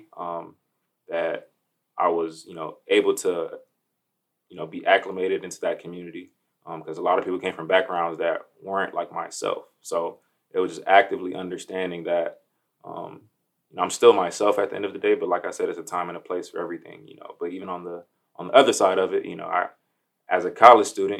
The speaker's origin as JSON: {"language": "English", "town": "Miami", "region": "Florida", "country": "United States", "moved": "as an adult", "lives_now": "Dayton, United States", "said": "I'm originally from Miami, Florida. Been in Dayton, the Dayton area, for about, say, 5-6 years"}